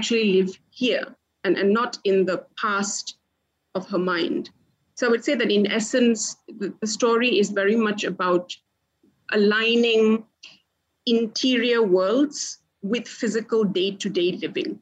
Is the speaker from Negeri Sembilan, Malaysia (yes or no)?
yes; Port Dickson, Negeri Sembilan, Malaysia; I grew up in Port Dickson, basically in somewhat of a jungle.